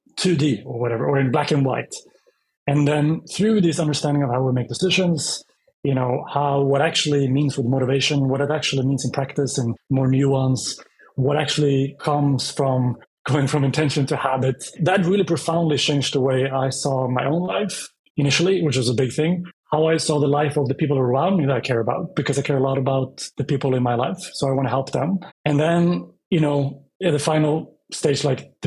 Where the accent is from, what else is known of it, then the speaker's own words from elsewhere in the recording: Västerås, Västmanland, Sweden; moved away as an adult; also born or lived in Sydney, Australia; Started my life in Sweden. It's my home country. and grew up mostly